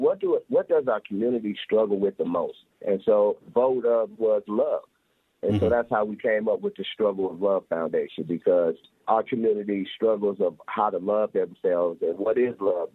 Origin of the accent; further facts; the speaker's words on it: Chicago, Illinois, United States; moved away as an adult; now in Denver, United States; So I'm from Chicago originally, born in Chicago, Illinois